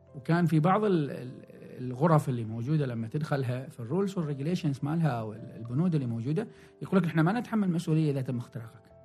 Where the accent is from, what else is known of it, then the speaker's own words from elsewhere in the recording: Oman; also born or lived in Salalah, Oman / Muscat, Oman / Sohar, Oman; عندنا في عمان